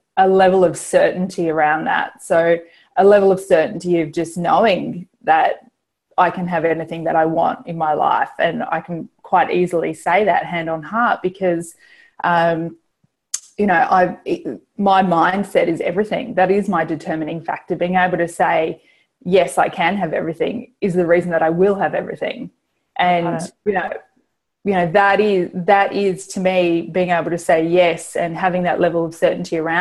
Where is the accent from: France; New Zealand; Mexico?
New Zealand; I grew up in New Zealand